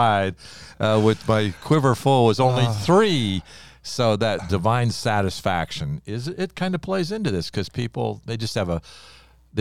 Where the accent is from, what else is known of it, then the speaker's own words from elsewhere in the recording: Ohio, United States; I grew up in Ohio.